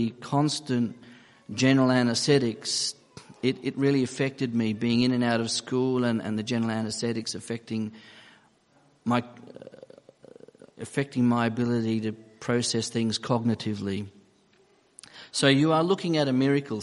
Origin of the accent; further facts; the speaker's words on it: Papua New Guinea; moved away; also born or lived in Australia / Gold Coast, Queensland; I was born in Papua New Guinea, and I'd been flown to Australia to undergo surgery on my feet